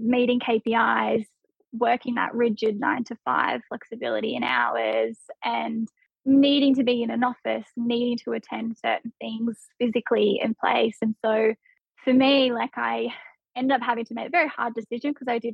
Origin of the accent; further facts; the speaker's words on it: Hunter Valley, near Newcastle, New South Wales, Australia; also born or lived in Tamworth, New South Wales / Melbourne, Victoria; moved in near Newcastle in the Hunter Valley, so it's about an hour in from the beach. Lived there for most of my childhood.